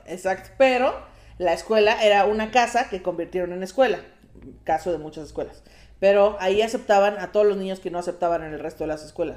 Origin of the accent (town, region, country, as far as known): Coacalco, State of Mexico, Mexico; born or raised there